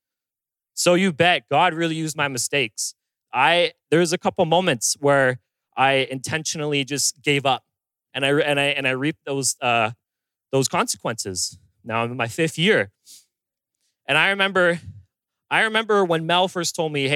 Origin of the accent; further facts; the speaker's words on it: Bowmanville, Ontario, Canada; moved away; I'm originally from Bowmanville, Ontario, which is way out, close to Toronto.